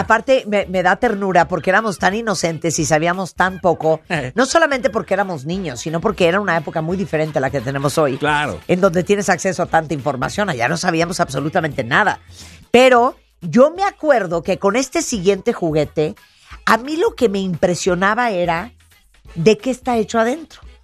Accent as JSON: {"language": "Spanish", "region": "New York", "country": "United States", "tie": "born or raised there", "moved": "yes", "said": "yo crecí en yo crecí en Nueva York"}